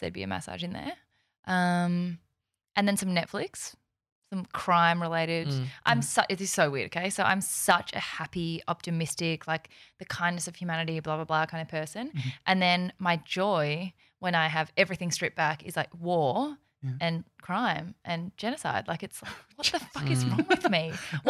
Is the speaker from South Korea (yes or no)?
yes; South Korea; born there; Do you know, so I was born in South Korea and people are always like, which Korea?